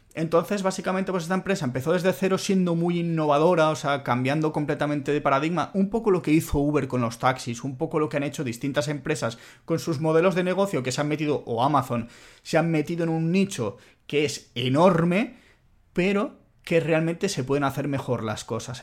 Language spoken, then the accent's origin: Spanish; Spain; also born or lived in Italy; siendo español que ha vivido en Italia